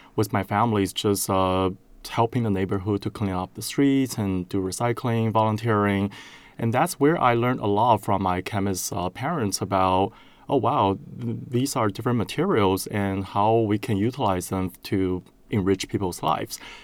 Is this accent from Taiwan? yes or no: yes; Taiwan; moved away as an adult; now in United States; I'm originally from Taiwan